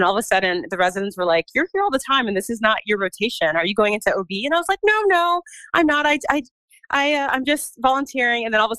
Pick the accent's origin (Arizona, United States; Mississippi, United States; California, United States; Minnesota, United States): California, United States; also born or lived in East Coast; So I'm actually originally from Southern California, but we kind of just moved around a lot as a family and wound up on the East Coast.